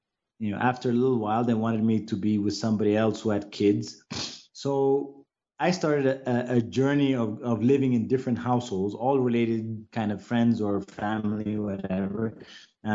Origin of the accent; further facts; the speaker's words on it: Addis Ababa, Ethiopia; first language English; also born or lived in United States; I basically grew up in Addis and small areas within Addis